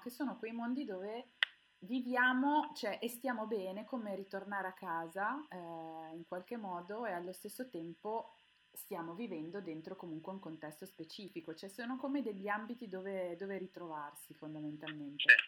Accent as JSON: {"language": "Italian", "town": "Milan", "region": "Lombardy", "country": "Italy", "said": "io sono milanese"}